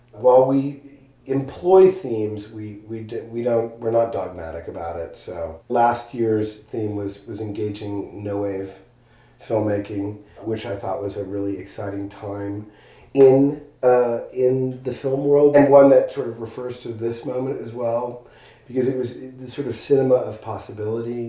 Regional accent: Los Angeles, California, United States; moved away as an adult; now in Marfa, United States; I am from Los Angeles

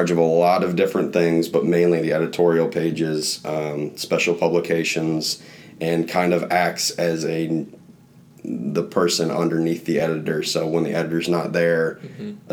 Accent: East Coast, United States; moved away as an adult; also born or lived in Iowa; now in Indiana, United States; I grew up on the East Coast

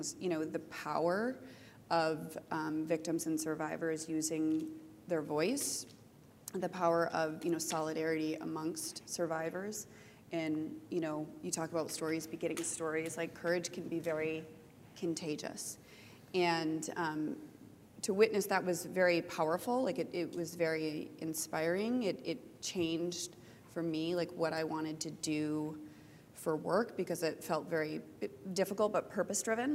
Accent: United States; also born or lived in Michigan; I'm an American, and I live in Michigan.

